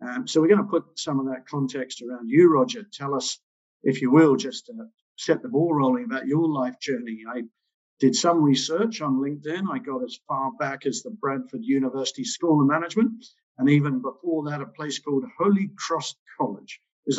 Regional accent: New Zealand; now in England, United Kingdom; I remember stumbling into it around 34 years ago in 1987 when I came over from New Zealand to England.

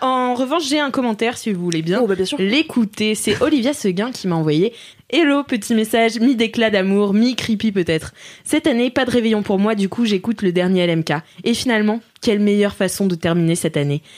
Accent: Nantes, Pays de la Loire, France; je viens de Nantes

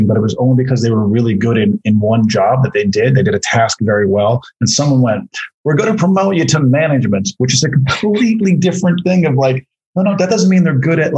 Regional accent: Corner Brook, Newfoundland and Labrador, Canada; moved away as an adult; also born or lived in St. John's, Newfoundland; I grew up in Corner Brook and lived in St. John's for a bunch of years, and I haven't lived in Newfoundland for about 17 years

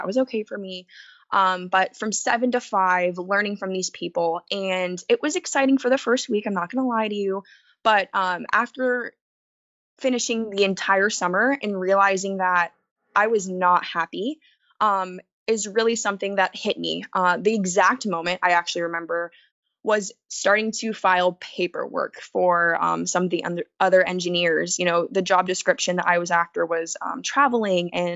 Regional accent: United States; especially as American citizens, United States citizens

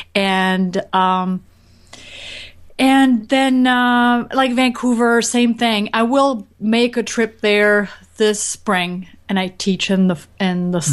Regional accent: France; I grew up in France

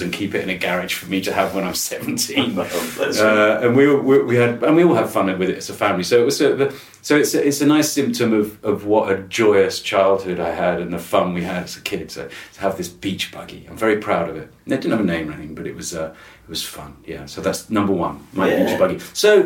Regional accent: Wiltshire, South West England, United Kingdom; I grew up in Wiltshire

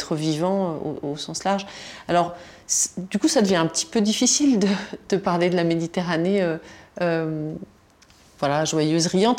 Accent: Tunisia; first language Tunisian Arabic and French; moved away; je, suis née en Tunisie, où j'ai passé mon enfance en Tunisie

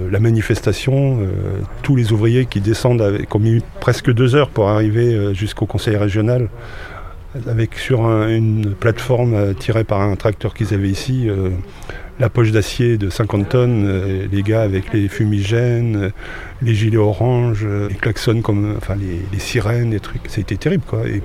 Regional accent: Rouen, Normandy, France; moved away as an adult; now in Caen, France; Haute-Normandie, de Rouen, mais installé à, sur Caen depuis les années 76-77.

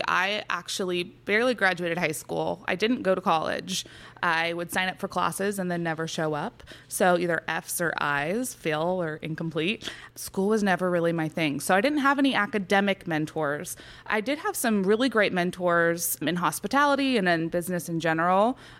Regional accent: California, United States; Yes. So I was born and raised in California. My father is from France and all of his relatives before him.

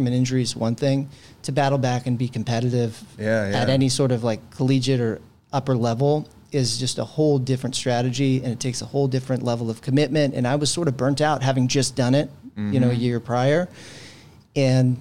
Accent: San Francisco, California, United States; also born or lived in Redwood City, California; Born and raised in San Francisco, Bay Area kid.

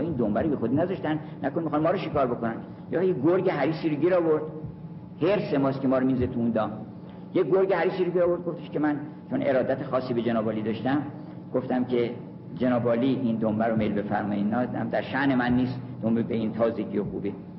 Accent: Kurdistan, Iran; کرد هستم

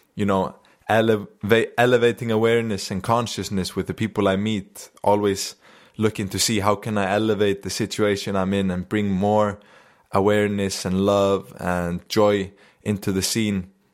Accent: Akureyri, Northeastern Region, Iceland; I just came back to Akureyri here in the north, my hometown

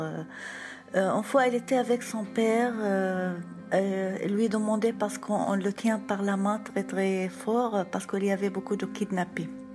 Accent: Syria; moved away as an adult; now in Tours, France; on a décidé de partir, de quitter la Syrie

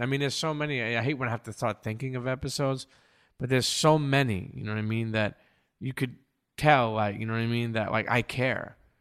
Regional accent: New York City, New York, United States; I grew up in Coney Island in Brooklyn, and growing up there gave me a melting pot

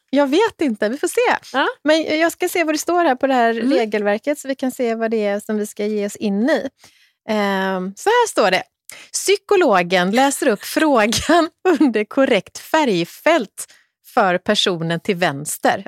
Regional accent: Kungälv, Västra Götaland, Sweden; där jag växte upp i Kungälv

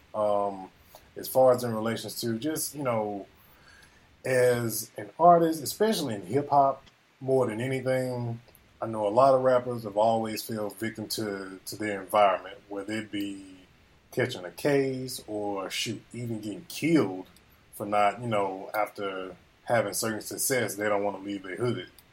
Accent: Greenville, Mississippi, United States; born or raised there

